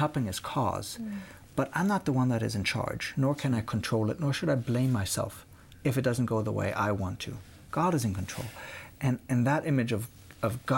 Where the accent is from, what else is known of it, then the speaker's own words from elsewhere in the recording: Munich, Bavaria, Germany; moved away; I grew up in Munich